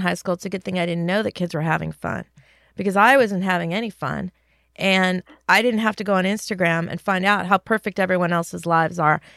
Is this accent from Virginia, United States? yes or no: no; California, United States; I grew up in California